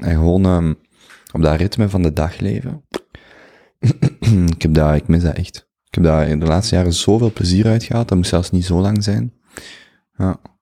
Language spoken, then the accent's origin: Dutch; Belgium; als Belg